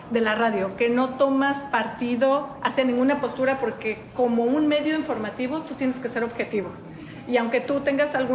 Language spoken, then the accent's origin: Spanish; Mexico; moved away as an adult; now in Bloomington, United States; en mi país, en México.